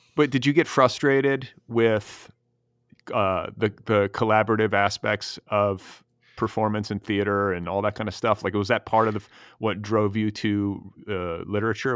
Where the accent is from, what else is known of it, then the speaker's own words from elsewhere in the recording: Milwaukee and Indianapolis, Midwest, United States; I grew up in the the Midwest myself. I'm from Milwaukee and Indianapolis